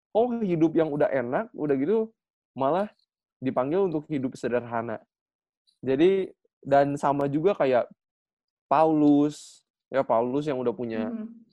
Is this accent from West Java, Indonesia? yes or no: yes; Bandung, West Java, Indonesia; saya asli dari Bandung